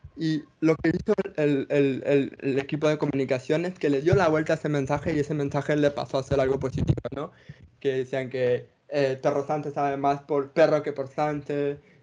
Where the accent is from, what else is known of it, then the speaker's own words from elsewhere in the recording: Ecuador; Nosotros somos ecuatorianos